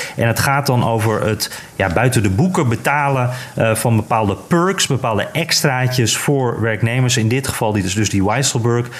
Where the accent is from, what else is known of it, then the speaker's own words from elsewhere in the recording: Netherlands; als Nederlander